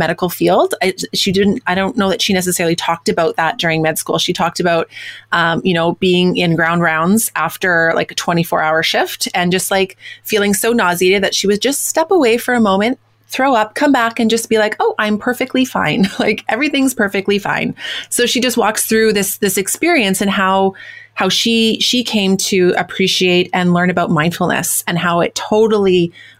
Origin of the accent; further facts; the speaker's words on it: Winnipeg, Manitoba, Canada; my hometown of Winnipeg, where I live